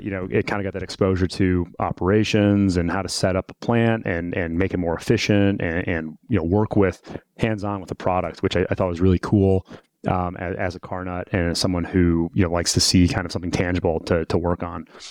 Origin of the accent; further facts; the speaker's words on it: Detroit, Michigan, United States; I'm from Detroit originally, um, come from an automotive family